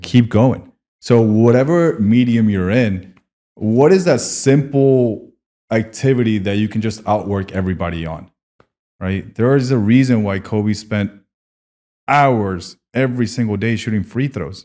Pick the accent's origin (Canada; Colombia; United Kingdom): Colombia; moved away; I'm from Colombia.